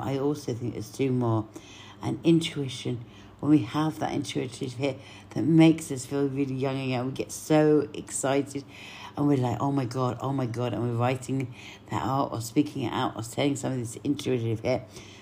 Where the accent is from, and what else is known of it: Cyprus